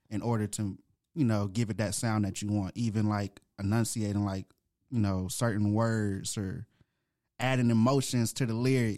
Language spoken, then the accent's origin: English; Atlanta, Georgia, United States; also born or lived in Grand Rapids, Michigan; I was born in Grand Rapids, Michigan, but I was raised here in Atlanta, Georgia.